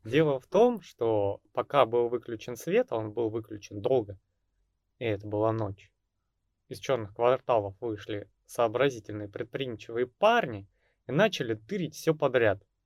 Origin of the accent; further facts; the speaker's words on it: Russia; у нас в России